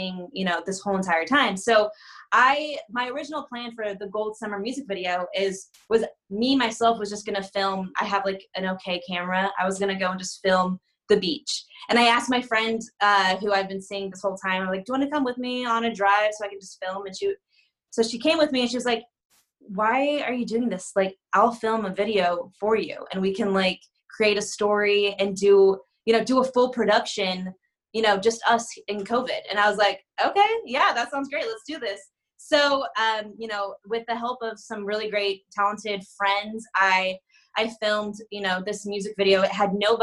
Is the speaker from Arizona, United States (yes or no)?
yes; Arizona, United States; moved away as an adult; now in California, United States; I'm originally from Arizona